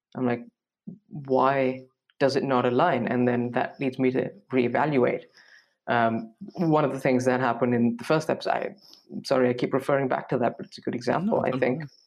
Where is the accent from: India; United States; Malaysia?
India; moved away as an adult; now in Munich, Germany; I'm from India, um, and I am in Munich right now